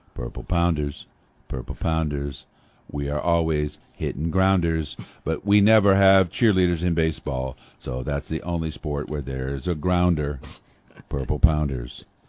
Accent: Pekin, Illinois, United States; in my hometown of Pekin, Illinois

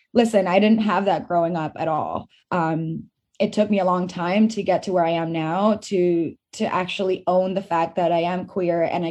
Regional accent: Venezuela; moved away; also born or lived in Fort McMurray, Alberta, Canada; I grew up in Venezuela

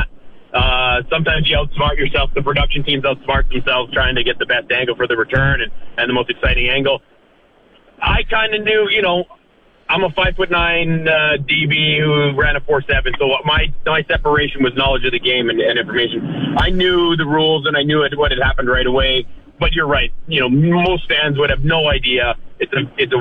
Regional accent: Canada; as a Canadian

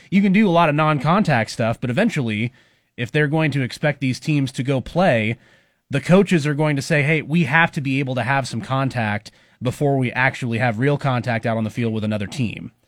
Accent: Bellevue, Nebraska, United States; I grew up in Bellevue

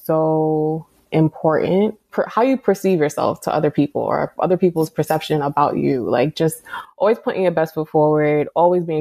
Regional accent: New York City, New York, United States; moved away; Born and raised in the Bronx. My mom is Trinidadian

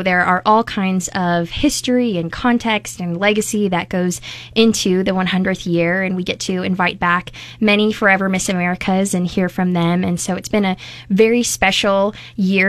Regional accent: Omaha, Nebraska, United States; I grew up in Omaha, but really all of my family is from the Bertrand area

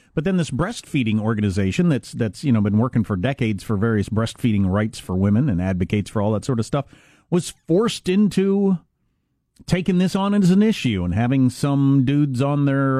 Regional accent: Huron, South Dakota, United States; born there; My home state of South Dakota, where I was born. I have like 5 states I call my home state.

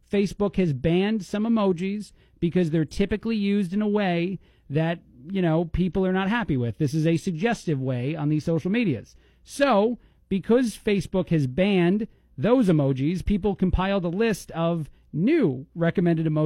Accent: East Coast, United States; I'm from the East Coast and I'm an Italian, Blake.

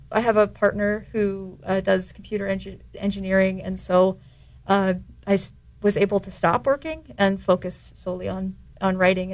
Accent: Riverside, California, United States; moved away as an adult; now in San Luis Obispo, United States; I am originally from Riverside.

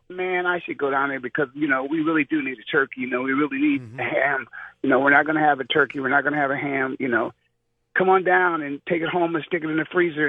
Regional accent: Canton, Ohio, United States; moved away as an adult; now in Arizona, United States; we were from Canton. We played ball here in Canton

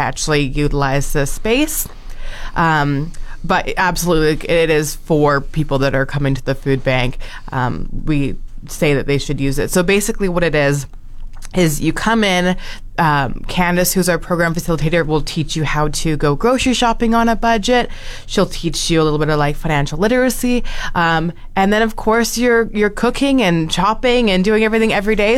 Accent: Alberta, Canada; also born or lived in Sylvan Lake, Alberta; now in Fort McMurray, Canada; I moved here in 2020 from uh, Sylvan Lake, Alberta. So I'm Alberta raised, but I've been here for a couple of years now.

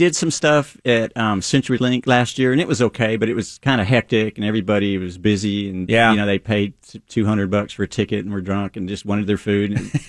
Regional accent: Dallas, Texas, United States; now in Seattle, United States; I grew up in Dallas, which is East Texas, which is more like the rest of the South, more pig and sauce

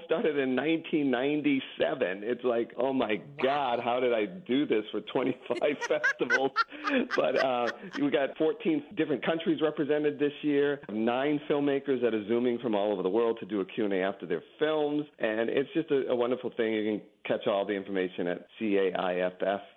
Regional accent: New England, United States; I grew up in New England

